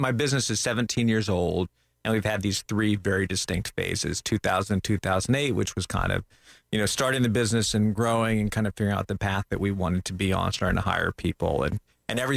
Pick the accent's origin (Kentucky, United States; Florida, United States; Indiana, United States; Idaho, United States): Florida, United States; Central; also born or lived in New Orleans, Louisiana / Lafayette, Louisiana; I grew up here in Central Florida